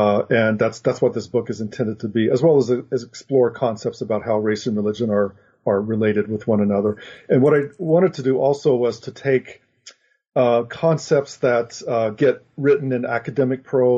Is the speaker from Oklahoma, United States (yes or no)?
yes; Oklahoma, United States; moved away as an adult; I grew up in Oklahoma, in Oklahoma Panhandle, actually, and went to college in Oklahoma and subsequently moved away to California to get as far away from Oklahoma and religion as I possibly could.